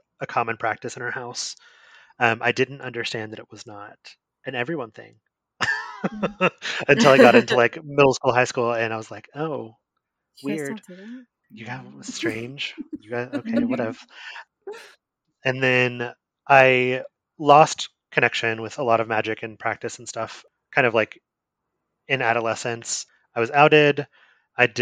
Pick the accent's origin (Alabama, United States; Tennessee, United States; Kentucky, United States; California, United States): Kentucky, United States; Appalachia, Eastern Kentucky foothills, United States; the part of Appalachia that I'm from is obviously like the Eastern Kentucky part. Traditionally speaking, if you're talking to someone from Appalachia or someone in Appalachia in Kentucky, I'm from the foothills.